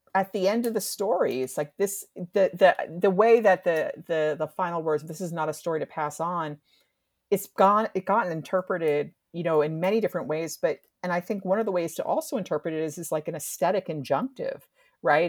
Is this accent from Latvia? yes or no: no; New Jersey, United States; I'm from New Jersey